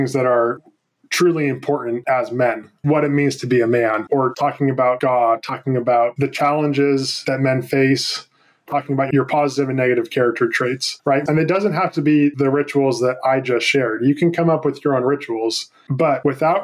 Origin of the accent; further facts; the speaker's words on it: San Francisco Bay Area, California, United States; I grew up in the San Francisco Bay Area